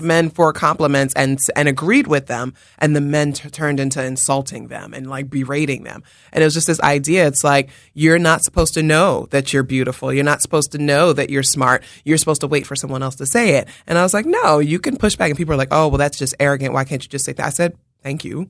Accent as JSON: {"language": "English", "town": "New York City", "region": "New York", "country": "United States", "moved": "as an adult", "lives_now": "Philadelphia, United States", "said": "I'm from the Bronx"}